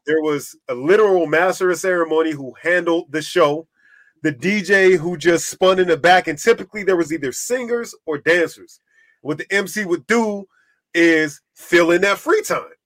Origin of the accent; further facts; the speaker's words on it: East Coast, United States; I'm from the East Coast